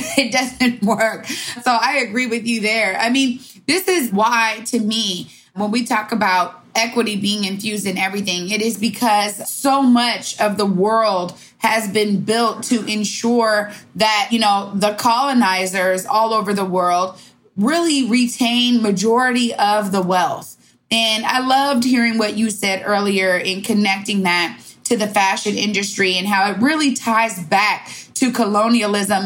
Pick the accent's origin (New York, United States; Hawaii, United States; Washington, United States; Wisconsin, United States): Washington, United States; Seattle; my hometown